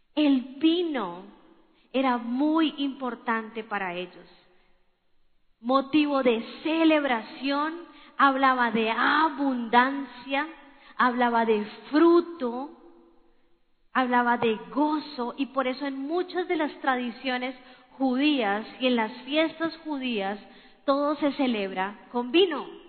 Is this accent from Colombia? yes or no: yes; Colombia; somos colombianos